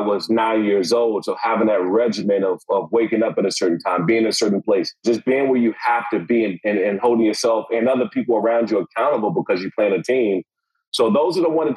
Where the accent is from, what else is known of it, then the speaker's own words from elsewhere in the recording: Prince George's County, Maryland, United States; I grew up in Prince George's County, Maryland